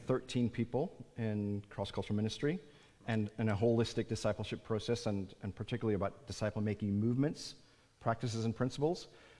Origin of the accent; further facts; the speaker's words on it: Minnesota, United States; moved away; also born or lived in Oregon / Arizona / East Tennessee / Southwest Virginia; originally, I'm from Minnesota.